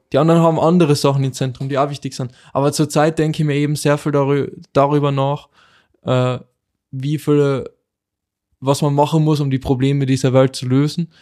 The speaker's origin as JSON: {"language": "German", "country": "Austria", "said": "bei uns in Österreich"}